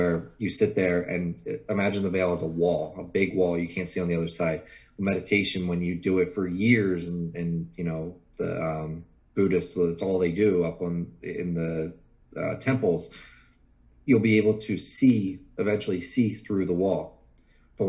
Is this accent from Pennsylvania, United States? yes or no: yes; Pennsylvania, United States; I'm from Pennsylvania